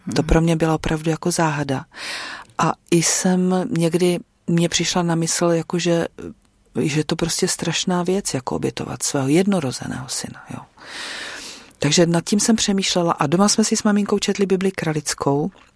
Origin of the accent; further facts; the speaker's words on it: Dambořice, South Moravian Region, Czechia; moved away as an adult; now in Neslovice, Czech Republic; narodila jsem se v Dambořicích, možná někdo tu obec bude znát, protože eh, se tam dlouhodobě těžila ropa zemní plyn, který tam byl objevený nějak na přelomu 80. a 90. let, tak tam jsem vyrůstala.